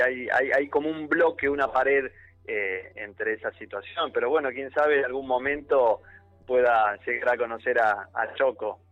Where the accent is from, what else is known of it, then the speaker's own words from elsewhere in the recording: Argentina; soy argentino con otro con otra cultura, con otro idioma